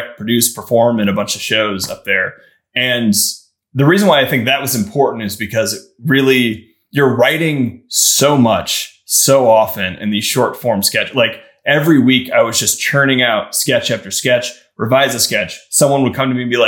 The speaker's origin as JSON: {"language": "English", "region": "Midwest", "country": "United States", "also_born_or_lived": "Chicago", "said": "I'm from the Midwest."}